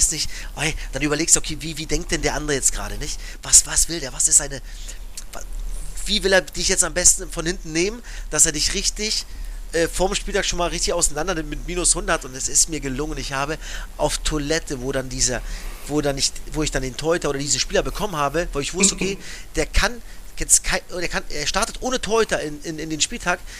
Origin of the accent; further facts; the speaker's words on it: Cottbus, Brandenburg, Germany; Wir kommen beide aus Cottbus, ja.